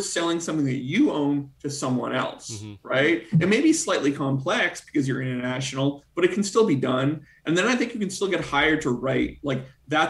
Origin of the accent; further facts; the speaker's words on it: Canada; now in United States; as a Canadian who recently became an American citizen